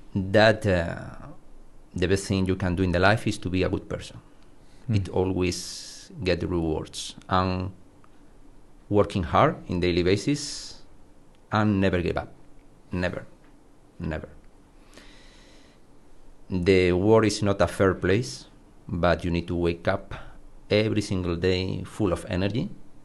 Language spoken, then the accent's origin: English; Córdoba, Andalusia, Spain; born there; English is a second language; I was born in Cordoba, in the south of Spain, where the weather is very hot